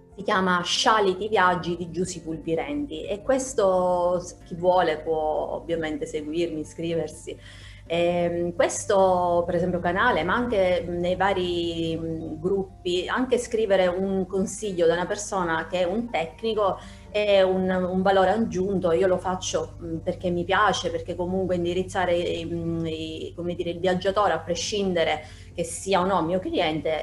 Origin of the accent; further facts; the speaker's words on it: Sicily, Italy; io sono, mi definisco appunto un'isolana 100%, eh, vivo in Sicilia